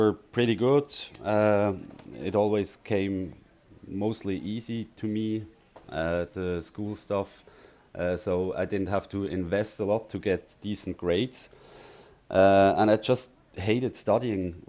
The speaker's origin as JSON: {"language": "English", "town": "Frenkendorf", "region": "Basel-Landschaft", "country": "Switzerland", "tie": "born or raised there", "said": "I grew up around Basel, so not far from Basel on the countryside, Frankendorf."}